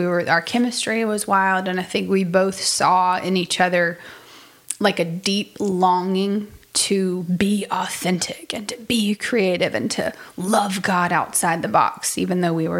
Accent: United Kingdom; Yeah, I'm a British person.

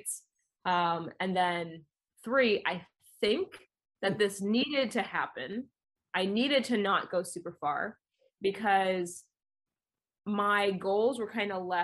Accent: Manhattan Beach, California, United States; I grew up in Manhattan Beach, California, so right next to LAX

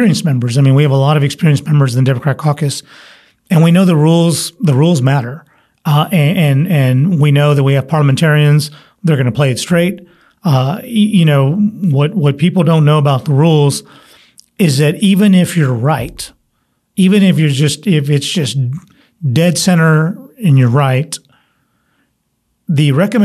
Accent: San Antonio, Texas, United States; I'm from San Antonio

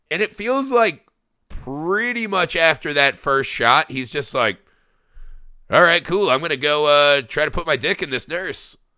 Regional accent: United States; as an American

